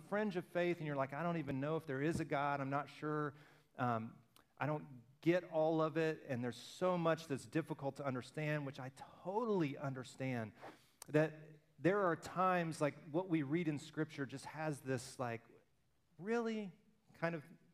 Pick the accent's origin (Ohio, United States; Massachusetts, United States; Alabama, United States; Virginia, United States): Alabama, United States; I'm from Alabama.